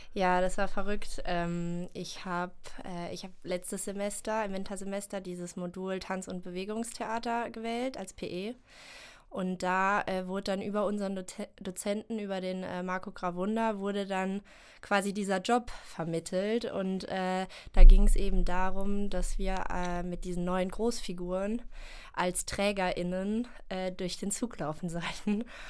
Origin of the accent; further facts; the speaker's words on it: Germany; now in Cologne, Germany; ich komme aus der Eifel ursprünglich